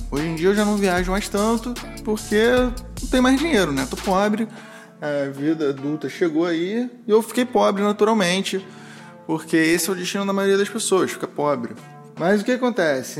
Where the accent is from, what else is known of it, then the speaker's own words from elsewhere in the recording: Rio de Janeiro, Brazil; accent: carioquês; first language Portuguese and Spanish (joked as portunhol); also born or lived in Uruguay; aprendi a falar portunhol antes do carioquês